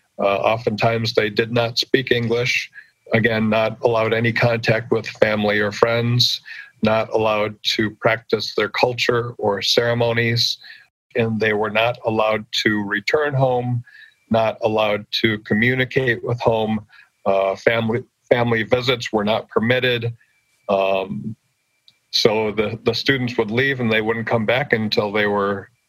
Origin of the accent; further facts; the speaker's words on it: United States; moved away as an adult; I grew up on the Oneida Reservation